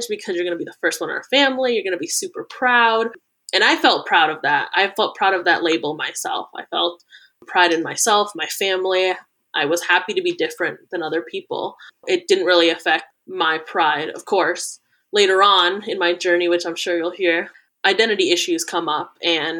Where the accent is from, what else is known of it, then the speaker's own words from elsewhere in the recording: Cleveland, Ohio, United States; moved away as an adult; now in Cincinnati, United States; I'm originally from Cleveland, but I'm down in Cincinnati right now for grad school.